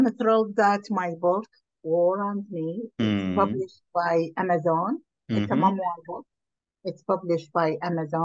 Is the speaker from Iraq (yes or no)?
yes; Iraq; moved away as an adult; now in United States; I am from Iraq